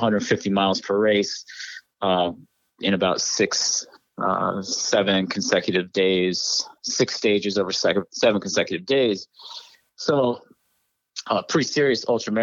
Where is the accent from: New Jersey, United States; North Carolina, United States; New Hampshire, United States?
New Hampshire, United States; moved away; also born or lived in Connecticut / New York; I grew up in New Hampshire, like in the woods